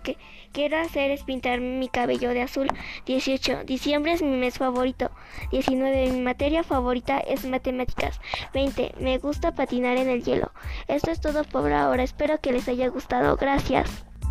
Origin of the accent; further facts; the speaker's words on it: State of Mexico, Mexico; Yo nací en el Estado de México